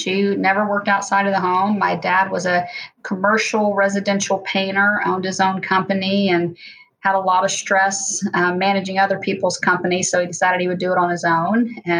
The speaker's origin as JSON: {"language": "English", "town": "Hamilton", "region": "Ohio", "country": "United States", "tie": "born or raised there", "said": "Well, I had a big family, lots of extended family. Both my parents had a lot of siblings, so I had many cousins, and there was always someone around."}